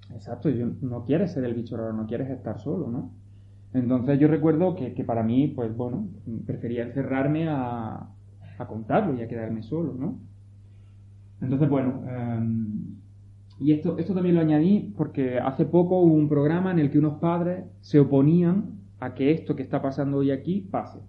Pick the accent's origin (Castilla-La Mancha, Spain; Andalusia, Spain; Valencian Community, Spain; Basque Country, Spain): Andalusia, Spain; Pinos Puente; moved away; Soy de Pino